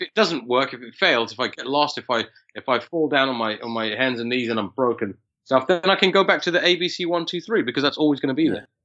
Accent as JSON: {"language": "English", "region": "London", "country": "United Kingdom", "tie": "born or raised there"}